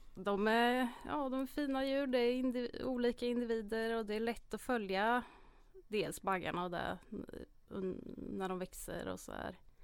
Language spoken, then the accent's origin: Swedish; Hjortkvarn, Örebro County, Sweden; Jag är uppväxt i Hjortkvarn, ligger utanför Örebro